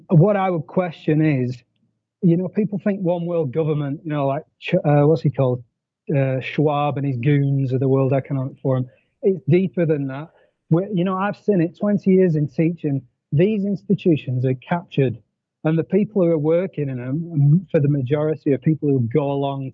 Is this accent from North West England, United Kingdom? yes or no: yes; Blackburn, North West England, United Kingdom; moved away as an adult; also born or lived in Montenegro / Zanzibar; now in Mexico; I'm from Blackburn.